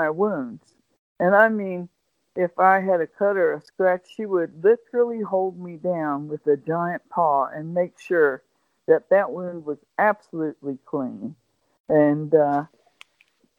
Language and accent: English; West Virginia, United States; I didn't have the most easy life growing up, especially in growing up in West Virginia and in the mountains in the 50s and 60s